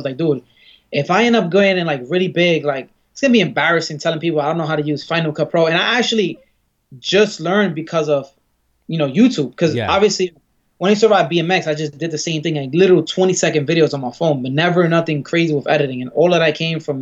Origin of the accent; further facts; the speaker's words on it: New York City, New York, United States; I grew up in Bed-Stuy